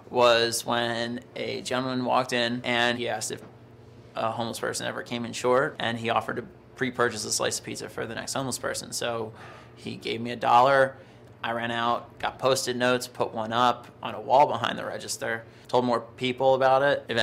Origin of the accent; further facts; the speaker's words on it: New York, United States; I'm from New York, so you know I know what pizza is. Before I opened up Rosa's, I just worked at a, a desk job in New York.